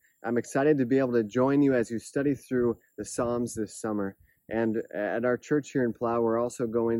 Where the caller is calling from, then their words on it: Palau; I'm joining you from Palau, a tiny island in the Pacific, as you can see behind me, with the beautiful scenery.